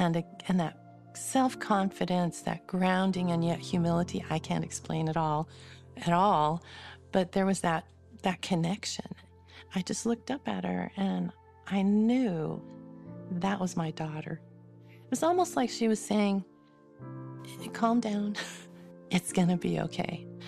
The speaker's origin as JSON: {"language": "English", "region": "California", "country": "United States", "tie": "born there", "also_born_or_lived": "Arizona", "lives_now": "West Jordan, United States", "said": "I was born in California, spent a lot of my life in Arizona and California, kind of going back and forth. I'm now in West Jordan, Utah"}